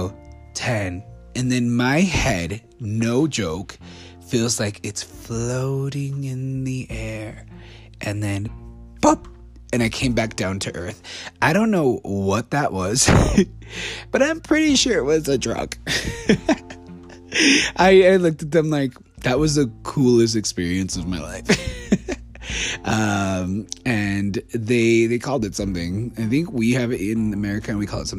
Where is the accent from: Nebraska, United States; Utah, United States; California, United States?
Utah, United States; I'm from the States. And he's like, oh, what part? I'm like, from Utah